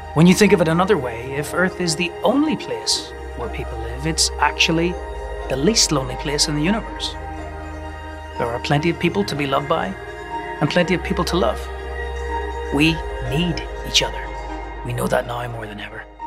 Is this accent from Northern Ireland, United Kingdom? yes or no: yes; Northern Ireland, United Kingdom; where I was growing up in Northern Ireland